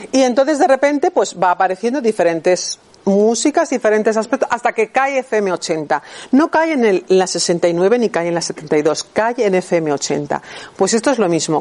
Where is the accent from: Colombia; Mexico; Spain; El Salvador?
Spain; Bilbao, Basque Country; moved away as an adult; also born or lived in Barcelona; a los 18 años cuando me fui de Bilbao a Barcelona a estudiar diseño de moda